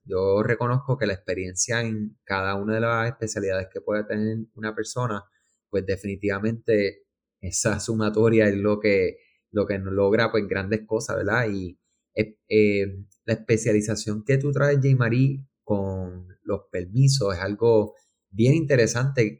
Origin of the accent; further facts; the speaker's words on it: Puerto Rico; aquellos que somos de Puerto Rico